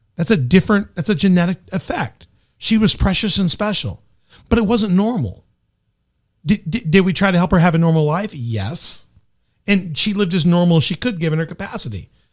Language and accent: English; Memphis, Tennessee, United States; also born or lived in Southern Illinois; now in Carbondale, Illinois, United States; I'm from Memphis.